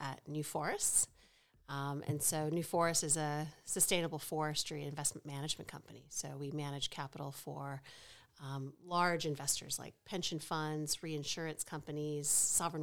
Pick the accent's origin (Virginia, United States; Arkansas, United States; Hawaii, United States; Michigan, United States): Virginia, United States; Richmond; now in Australia; I grew up in suburban Richmond, Virginia, really kind of very middle class, very suburban